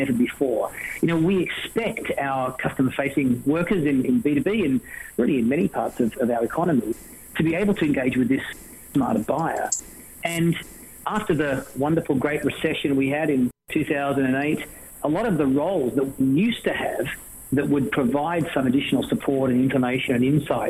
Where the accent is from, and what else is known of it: Australia; accent: Australian